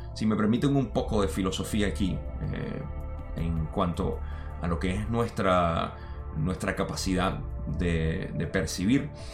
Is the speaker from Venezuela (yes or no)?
yes; Venezuela; moved away; yo me crié en Venezuela